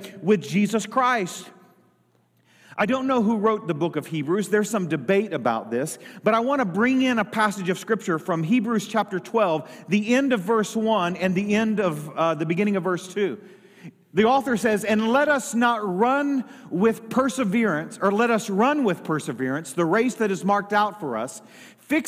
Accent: United States; I was born in the United States of America

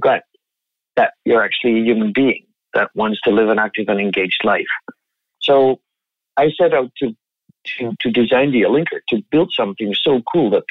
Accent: Netherlands; moved away as an adult; now in Toronto, Canada; I was born and raised in the Netherlands, came to Canada after 10 years international work in 2008

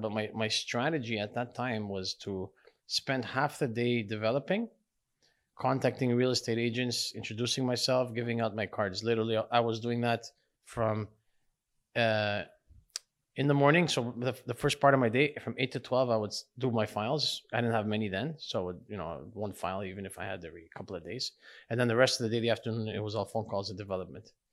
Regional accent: Laval, Quebec, Canada; I grew up in Laval, Chambéry, Laval. Yeah. Um, uh, I was pretty much grew there, grew up there my whole life.

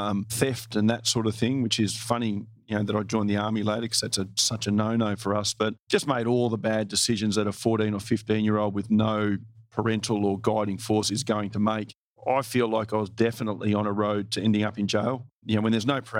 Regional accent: Australia; very patriotic as an Australian

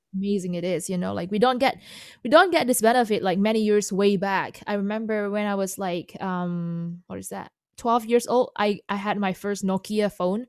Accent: Indonesia; first language Indonesian; English is a second language; moved away; Chinese-born Indonesian, second generation

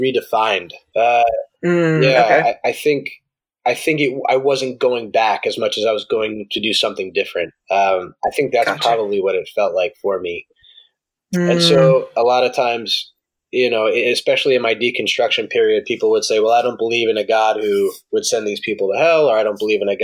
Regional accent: New York, United States; moved away as an adult; I grew up in New York

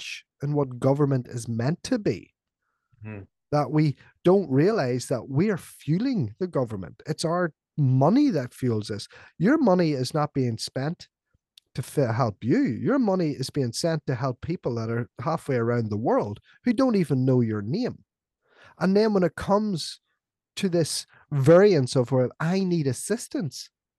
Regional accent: Northern Ireland, United Kingdom; I was growing up in Ireland, right? In Northern Ireland, in what was the height of the Troubles

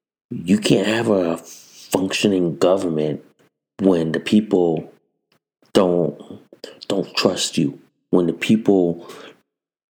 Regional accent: United States; as an American citizen

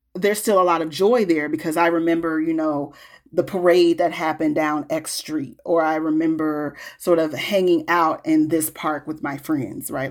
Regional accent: Peoria, Illinois, United States; moved away as an adult; also born or lived in Chicago, United States; now in Minneapolis, United States; I live in North Minneapolis now. Um, I'm from Peoria.

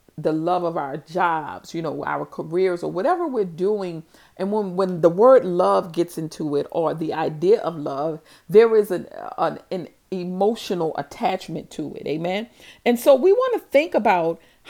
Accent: New Orleans, Louisiana, United States; growing up in New Orleans and in my neighborhood

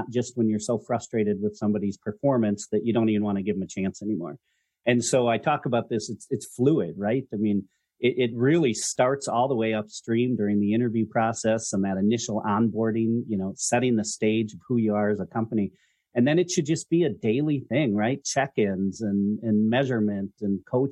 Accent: Minnesota, United States; I am originally from Minnesota

